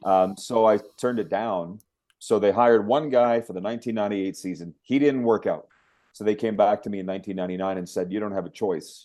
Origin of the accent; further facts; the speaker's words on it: Regina, Saskatchewan, Canada; Regina, which was basically my hometown